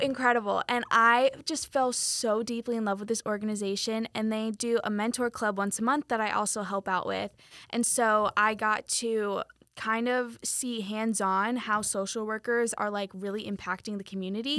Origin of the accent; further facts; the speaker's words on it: Weston, Florida, United States; moved away as an adult; also born or lived in Polk County, Florida; now in Winter Haven, United States; am originally from Broward County. Um, I'm kind of in the, like, suburbs in between Fort Lauderdale, Miami.